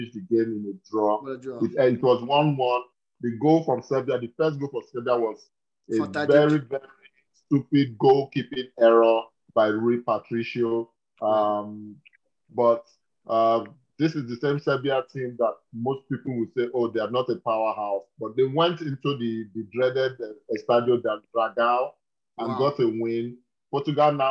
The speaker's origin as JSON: {"language": "English", "country": "Nigeria", "said": "We come back to Africa, my home country, Nigeria"}